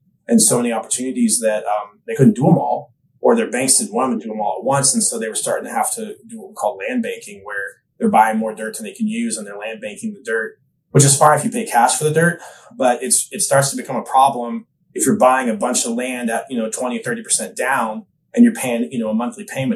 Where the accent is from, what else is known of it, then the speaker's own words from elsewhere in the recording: Austin, Texas, United States; also born or lived in New York; now in Nashville, United States; I grew up in Austin, Texas area